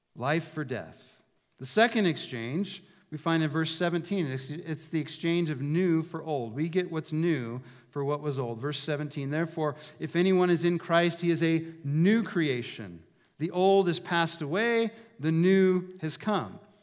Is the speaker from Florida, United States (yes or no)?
no; Prineville, Oregon, United States; moved away as an adult; I grew up in Prineville